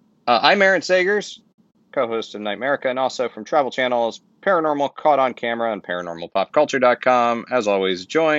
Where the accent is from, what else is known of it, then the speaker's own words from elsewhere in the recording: Florida, United States; moved away as an adult; now in New York City, United States; I grew up in Florida.